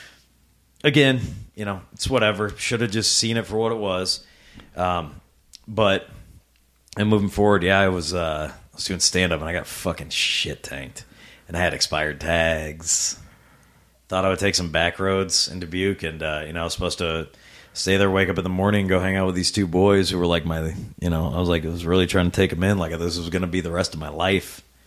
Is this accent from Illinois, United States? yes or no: yes; Rock Island, Illinois, United States; Born and raised in Rock Island, um, most of my life